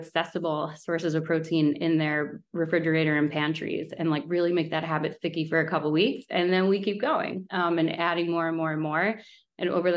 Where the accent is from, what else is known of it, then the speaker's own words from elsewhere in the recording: Westchester, New York, United States; moved away as an adult; also born or lived in Manhattan, New York; now in Stamford, United States; I grew up in Westchester, New York, and then lived in Manhattan for a long time